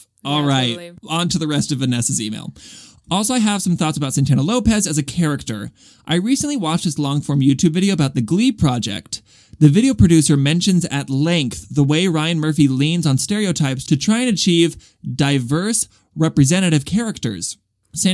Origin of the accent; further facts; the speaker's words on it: Australia; I'm a theater kid, and I'm from Australia.